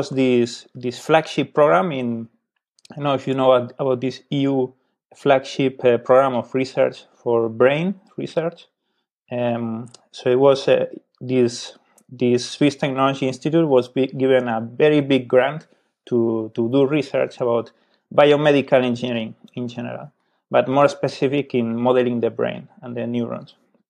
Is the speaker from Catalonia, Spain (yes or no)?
yes; Barcelona, Catalonia, Spain; I'm from Barcelona. So I studied there.